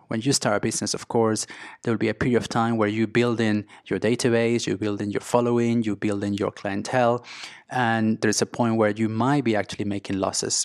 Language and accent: English; Venezuela; English is a second language; moved away as an adult; also born or lived in Mexico / Spain / London; I grew up in Venezuela, in South America